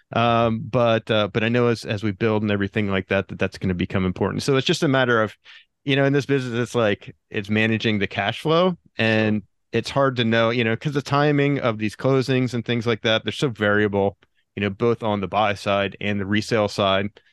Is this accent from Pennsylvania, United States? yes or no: yes; Pennsylvania, United States; moved away as an adult; now in Del Mar, United States; I grew up in Pennsylvania, and I went to college in, in Pennsylvania, Shippensburg University